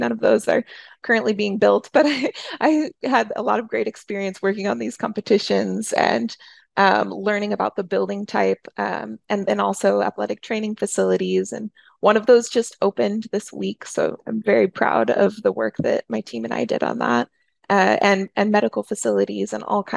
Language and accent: English; St. Louis, Missouri, United States; also born or lived in Kansas / New York; I grew up in St. Louis. I just very recently moved back to St. Louis after living in different cities all over the place